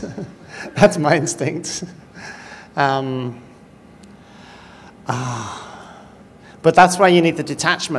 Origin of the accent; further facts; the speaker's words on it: United Kingdom; I'm British